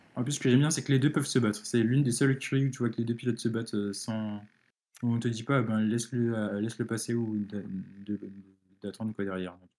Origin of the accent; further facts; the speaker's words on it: France; je suis français